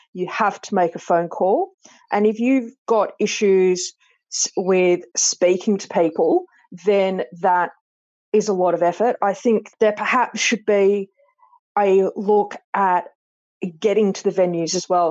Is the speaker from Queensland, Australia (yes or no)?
no; Sydney, New South Wales, Australia; also born or lived in Clovelly / Coogee / Matraville; i was born in clovelly and i grew up in bronte